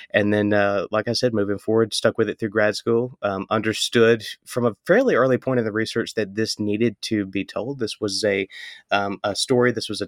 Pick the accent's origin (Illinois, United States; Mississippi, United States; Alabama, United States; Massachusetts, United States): Mississippi, United States; he would tell stories to my brother and I as we were kind of growing up in Northeast Mississippi about that experience.